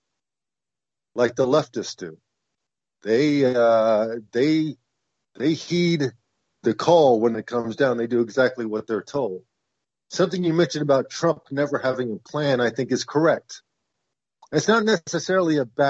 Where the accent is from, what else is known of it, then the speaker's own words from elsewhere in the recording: Oklahoma, United States; I'm from Oklahoma